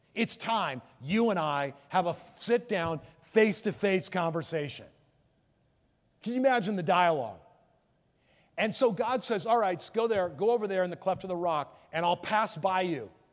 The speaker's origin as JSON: {"language": "English", "town": "Palos Verdes", "region": "California", "country": "United States", "said": "I'm from Palos Verdes. We're close"}